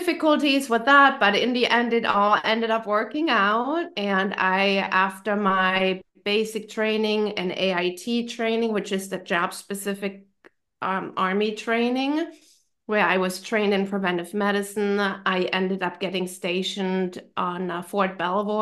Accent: Germany; English is a second language; moved away as an adult; also born or lived in North Carolina / DC area; now in United States; my home country and my family

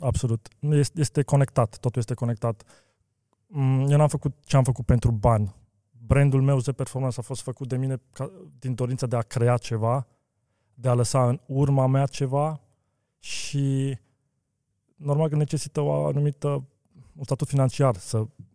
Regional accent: Romania; also born or lived in Bucharest; eu sunt român și sunt mândru că sunt român

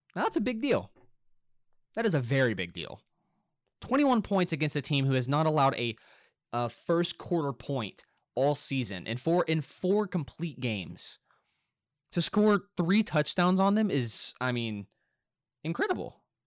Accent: Little Rock, Arkansas, United States; Now, I am from Arkansas. I live in Arkansas. I have all my life. I was born here. I was born in Little Rock, Arkansas

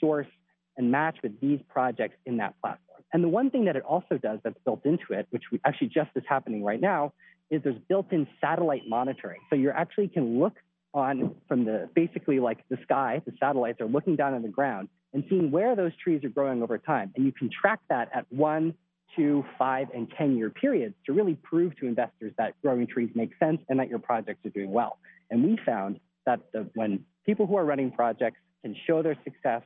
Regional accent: Philadelphia, Pennsylvania, United States; now in Washington, D.C., United States; I'm from Philly, actually, originally

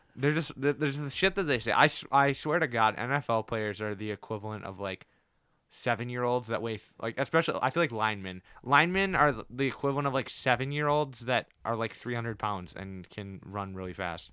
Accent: United States; I'm American

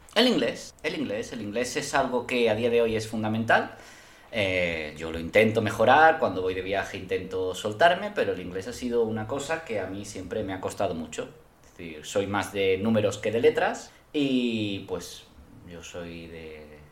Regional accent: Spain; Yo como español

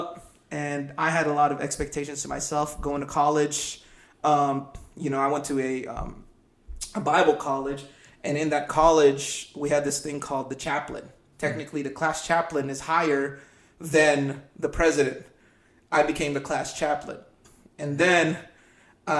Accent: Philippines; I was born in the Philippines.

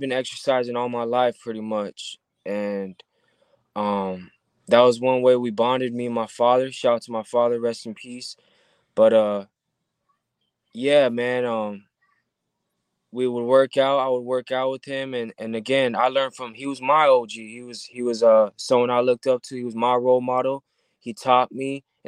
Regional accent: Southern California, United States; I'm born and raised in Southern California.

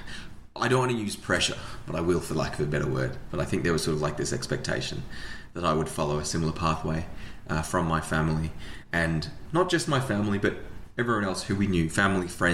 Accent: Australia; also born or lived in New Zealand; my parents moved to New Zealand, which is where my brother and I were born, and then we moved to Australia not long afterwards

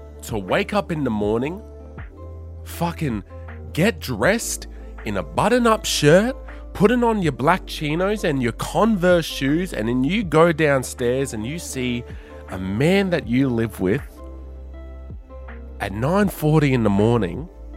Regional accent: Darwin, Northern Territory, Australia; now in Sydney, Australia; I grew up in Darwin, Northern Territory.

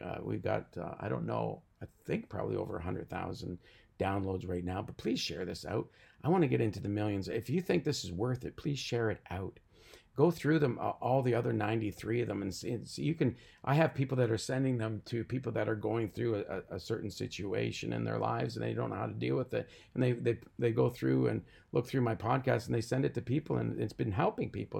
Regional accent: Canada

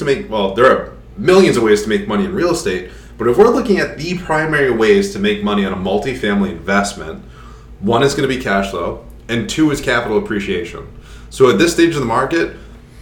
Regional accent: Rhode Island, United States; accent: Rhode Island

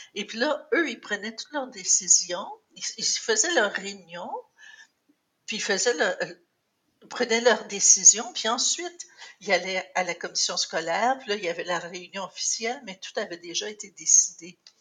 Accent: Cornwall, Ontario, Canada; also born or lived in St. Andrews, Ontario; j'ai fait mon secondaire euh, à Cornwall. Avant ça, j'avais fait euh, l'école primaire dans une école française à, à l'extérieur de Cornwall, entre Cornwall et St. Andrews où j'habitais.

